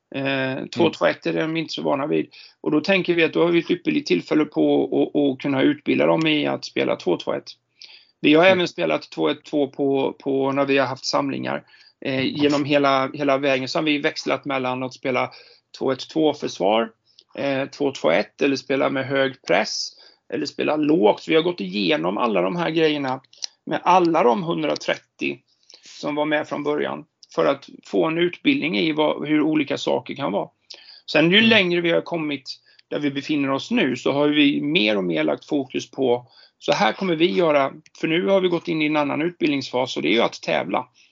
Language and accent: Swedish; Jönköping, Jönköping County, Sweden; now in Stockholm, Sweden; jag är ju född och uppvuxen i Jönköping